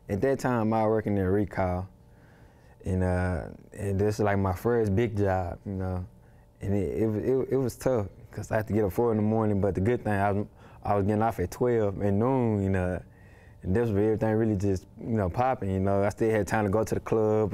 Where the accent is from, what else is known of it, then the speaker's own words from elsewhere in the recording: Dallas, Texas, United States; I was brought up in a rough area, you know, in Dallas